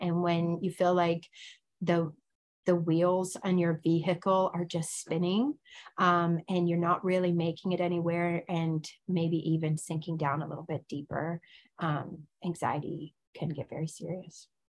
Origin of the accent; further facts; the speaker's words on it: Pennsylvania, United States; moved away as an adult; also born or lived in Stockton, California; I grew up in Pennsylvania as a home missionary kid